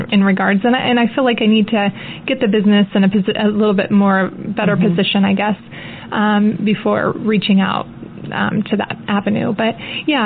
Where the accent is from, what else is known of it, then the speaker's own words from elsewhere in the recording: Kansas City, Missouri, United States; this is where I'm from, my hometown